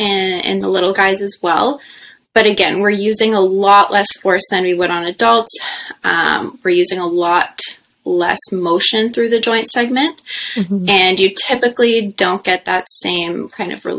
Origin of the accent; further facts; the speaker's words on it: Ottawa, Ontario, Canada; also born or lived in Nova Scotia / Toronto; I grew up in Ottawa, so I'm happy to be back home close to the center here